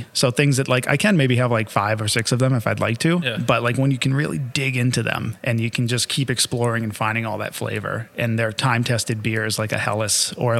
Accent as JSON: {"language": "English", "region": "Massachusetts", "country": "United States", "accent": "Massachusetts", "said": "See, and I can regress my Massachusetts accent that I've lost since I moved up here."}